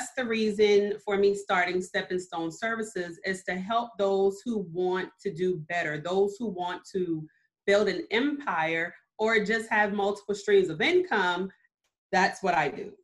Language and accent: English; Mount Pleasant, South Carolina, United States; also born or lived in Germany; I was actually born in Germany because I have military parents, but I was raised here in Mount Pleasant specifically since I was 4 months old